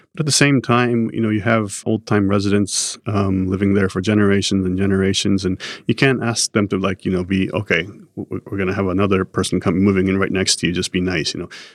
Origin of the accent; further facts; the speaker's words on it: Japan; Growing up in Japan